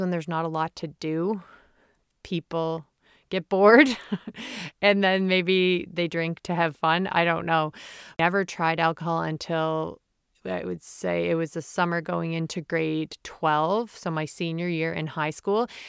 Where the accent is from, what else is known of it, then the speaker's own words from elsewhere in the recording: Prince Edward Island, Canada; Growing up in Prince Edward Island, the smallest province in Canada